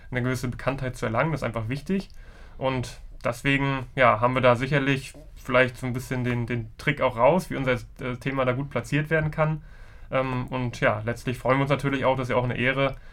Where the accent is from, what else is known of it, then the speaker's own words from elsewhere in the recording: Rostock, Mecklenburg-Vorpommern, Germany; Ich komme ja ursprünglich aus Rostock, aber die Gründerszene in Mecklenburg-Vorpommern ist dann doch gut vernetzt